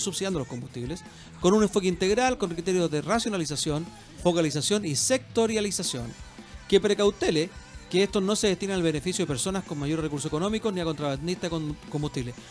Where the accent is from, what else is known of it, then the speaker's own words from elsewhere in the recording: Chile; lo que somos los chilenos